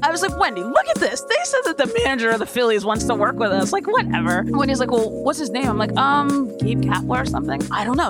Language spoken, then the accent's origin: English; Yardley, Pennsylvania, United States; also born or lived in Ewing, New Jersey; I was born in New Jersey, and we were in Ewing till I was seven. And then we moved to Yardley, Pennsylvania.